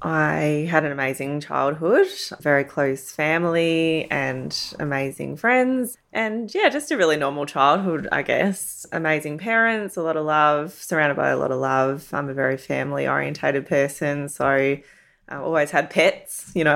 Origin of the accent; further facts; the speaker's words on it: Werribee, Victoria, Australia; No, so I grew up in Werribee.